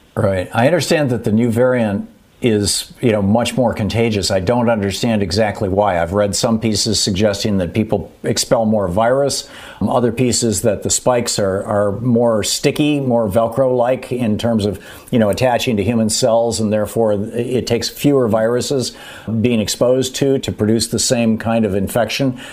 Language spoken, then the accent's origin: English; Michigan, United States; moved away as an adult; I grew up in Michigan. I, I, I, was born there and I, and I lived there for uh, 28 years. I left in 1978